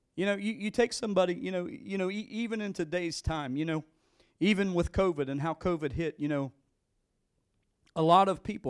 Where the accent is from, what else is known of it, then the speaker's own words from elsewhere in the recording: West Virginia, United States; We're from West Virginia